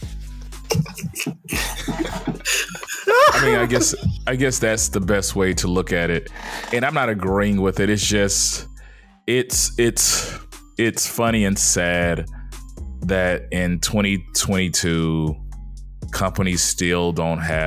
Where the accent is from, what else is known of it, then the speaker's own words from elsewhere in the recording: Texas, United States; growing up in Texas